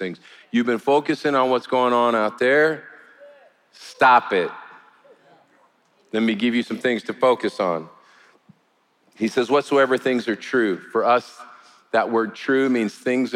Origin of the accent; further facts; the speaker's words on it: United States; as an American